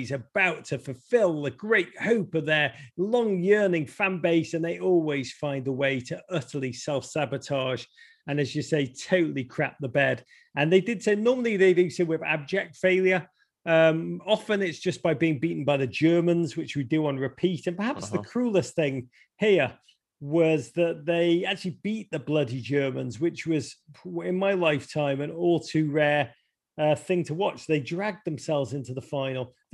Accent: England, United Kingdom; born there; And and I'll just say that not as an English born person, because I honestly genuinely don't give a crap. Um, but apart from my family are there, it would have been nice for them.

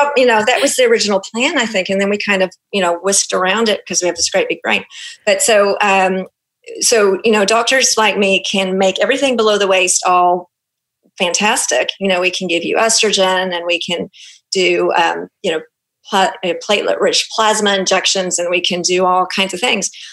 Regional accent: Auckland, New Zealand; accent: Kiwi; now in Houston, United States; my Kiwi accent is going to come out because I'm actually a Kiwi. I was uh, born and raised in Auckland

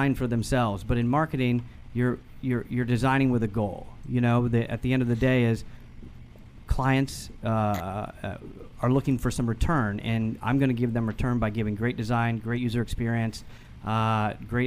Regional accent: Northern Virginia, United States; also born or lived in Boston; Boston originally, but grew up in Northern Virginia

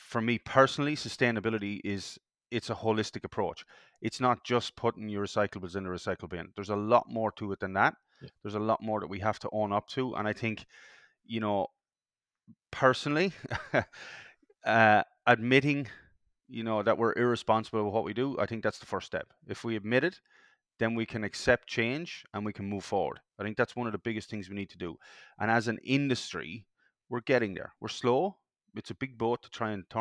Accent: Ireland; now in Perth, Australia; From being from Europe, I'm Irish, And being from Europe

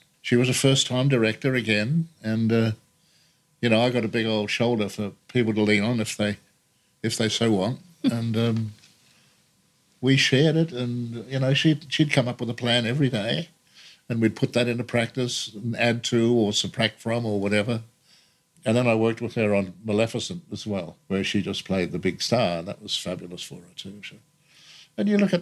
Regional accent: Renmark, South Australia, Australia; moved away; from my hometown

